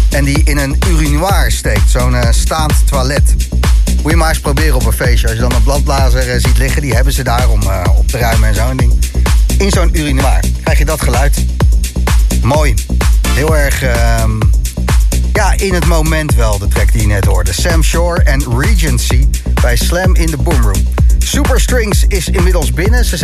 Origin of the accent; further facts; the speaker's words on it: North Brabant, Netherlands; Dus ik kom uit Brabant en maakt dan niet uit.